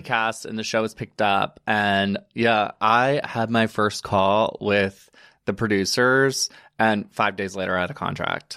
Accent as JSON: {"language": "English", "region": "Alabama", "country": "United States", "tie": "born or raised there", "also_born_or_lived": "Chattanooga, Tennessee", "moved": "as an adult", "lives_now": "New York, United States"}